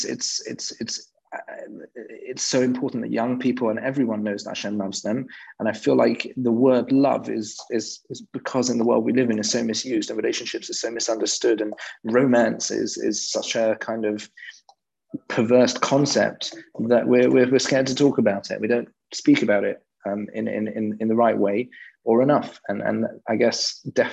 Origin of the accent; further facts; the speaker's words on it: London, United Kingdom; I grew up in London, and I'm pretty British. You might be able to tell from my accent, but I'm pretty English in that sense